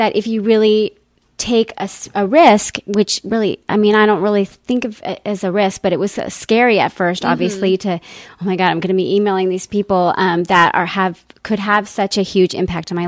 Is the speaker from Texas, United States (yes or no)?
yes; El Paso, Texas, United States; now in Scottsdale, United States; I grew up in El Paso, Texas, and I've lived in Arizona in Scottsdale